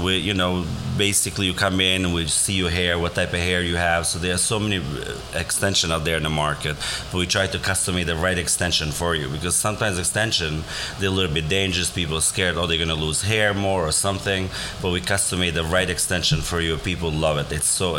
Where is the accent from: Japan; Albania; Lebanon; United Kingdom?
Albania; now in Riverdale, United States; I came from Albania, and I live here, and I started working here right away, and it's been such a pleasure getting to know Riverdale community and people.